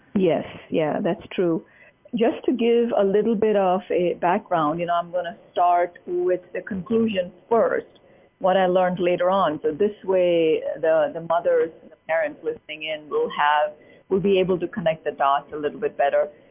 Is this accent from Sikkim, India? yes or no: no; Mumbai, Maharashtra, India; moved away as an adult; now in United States; growing up in Mumbai